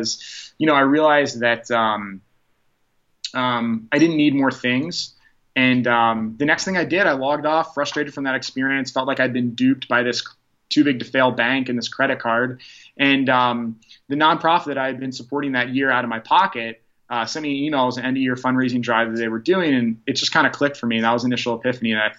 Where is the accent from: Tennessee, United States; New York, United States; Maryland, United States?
Maryland, United States; Baltimore County; we grew up in the Baltimore County area